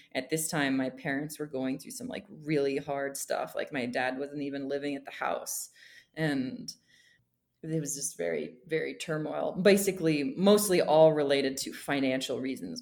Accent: Bethlehem, Pennsylvania, United States; moved away as an adult; also born or lived in Boston, Massachusetts / Mexico; now in Guatemala; I come from Bethlehem Steel, and it is a very historic place and very proud to come from there. So, I lived there. I was born there

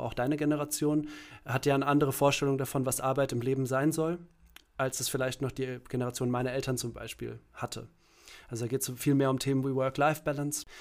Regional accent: Langgöns, Hesse, Germany; moved away as an adult; also born or lived in Berlin / Kassel; ich bin, ähm, geboren und aufgewachsen in einem kleinen Ort, ähm, in Hessen

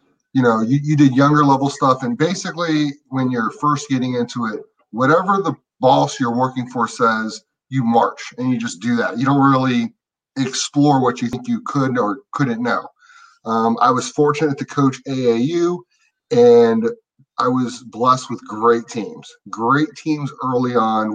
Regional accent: Chantilly, Virginia, United States; I'm not from Chantilly

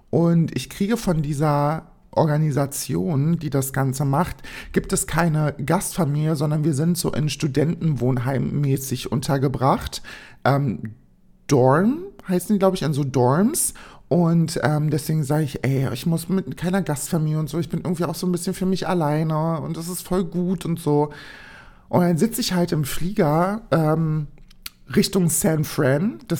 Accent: Berlin, Germany; Ich sag, ich bin aus Berlin.

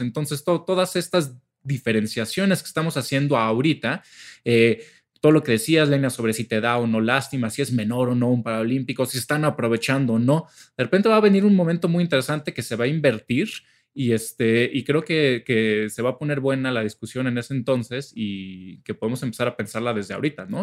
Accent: Mexico; somos pinches mexicanos

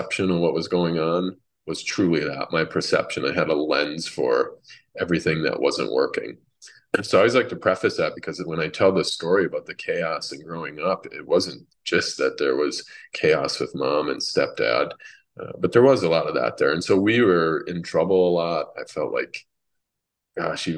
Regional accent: Minnesota, United States; also born or lived in Massachusetts; she moved us out to Minnesota where her father was

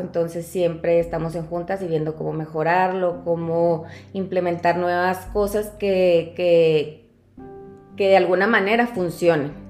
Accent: Cuauhtémoc, Chihuahua, Mexico; Soy eh, originaria de Cuauhtémoc, Chihuahua

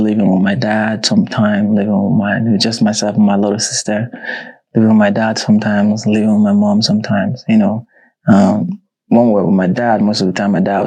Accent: Nigeria; I am a cinematographer from Nigeria, based in Lagos, Nigeria

